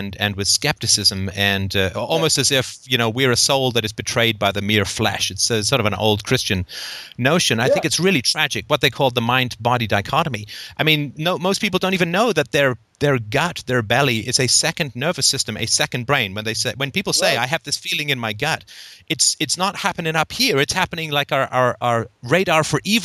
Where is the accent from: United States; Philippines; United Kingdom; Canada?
United Kingdom; England; I grew up in England